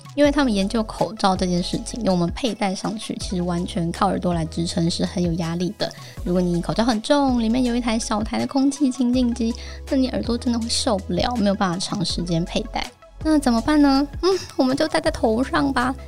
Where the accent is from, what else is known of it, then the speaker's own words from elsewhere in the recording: Kaohsiung, Taiwan; 身为高雄人， 我真的是从小就非常珍惜干净的呼吸啊